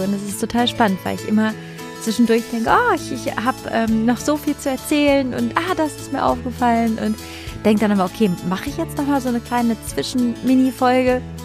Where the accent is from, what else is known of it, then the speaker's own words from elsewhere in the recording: Cologne, North Rhine-Westphalia, Germany; Ich bin aus dem Haus in Köln bei meiner Mama weggezogen.